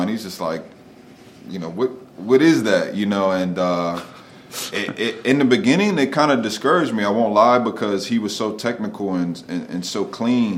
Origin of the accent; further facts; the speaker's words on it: Wilmington, Delaware, United States; also born or lived in Philadelphia; I grew up in Wilmington